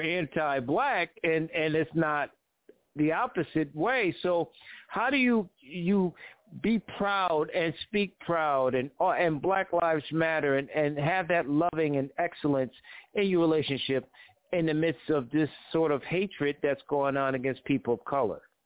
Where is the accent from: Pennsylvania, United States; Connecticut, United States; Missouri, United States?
Connecticut, United States; I'm from Connecticut.